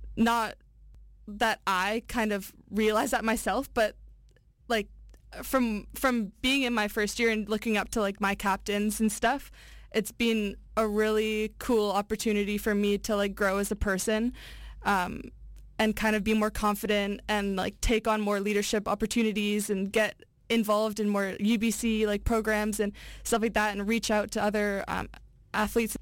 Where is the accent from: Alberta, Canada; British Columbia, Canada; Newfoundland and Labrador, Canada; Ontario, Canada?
British Columbia, Canada; North Vancouver; from the North Shore, born and raised here in Vancouver.